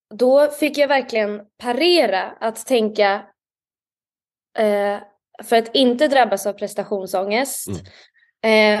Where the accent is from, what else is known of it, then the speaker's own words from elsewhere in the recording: Stockholm, Stockholm County, Sweden; Jag är från Stockholm. Jag är uppvuxen i Stockholm